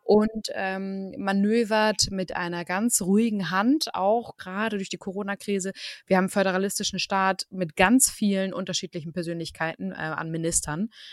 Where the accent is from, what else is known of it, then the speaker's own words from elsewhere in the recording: Germany; bei uns in Deutschland